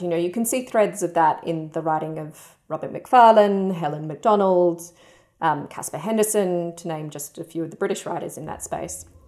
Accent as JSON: {"language": "English", "town": "Perth", "region": "Western Australia", "country": "Australia", "tie": "born or raised there", "said": "I grew up in Perth in Western Australia"}